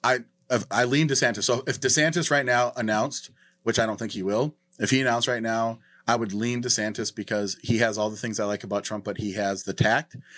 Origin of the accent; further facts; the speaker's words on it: North Dakota, United States; moved away; I'm from North Dakota